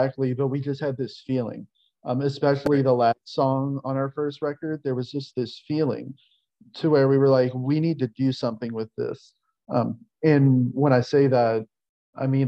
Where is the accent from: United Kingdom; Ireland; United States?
United States; New Orleans, Louisiana; moved away as an adult; now in Mississippi, United States; I'm born and raised in New Orleans, relocated to Mississippi a few years ago.